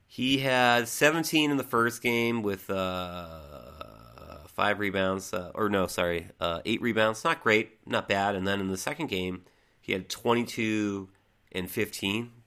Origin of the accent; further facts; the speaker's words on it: New England, United States; growing up in New England